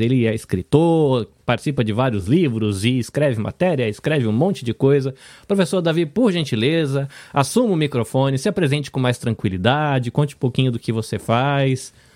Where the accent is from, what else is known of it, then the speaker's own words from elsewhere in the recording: Brazil; eu sempre achei que eu tinha nascido no Brasil